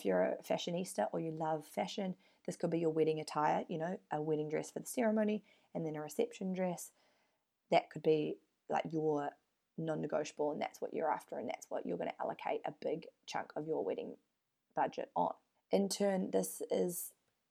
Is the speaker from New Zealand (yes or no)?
yes; New Zealand; now in Perth, Australia; I'm from New Zealand